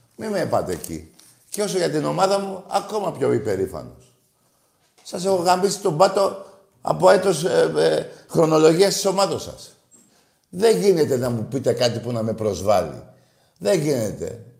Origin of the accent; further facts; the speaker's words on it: Greece; Εγώ είμαι Έλληνας Ορθόδοξος Χριστιανός και Ολυμπιακός